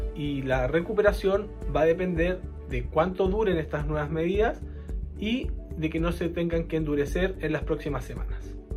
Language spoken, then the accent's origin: Spanish; Chile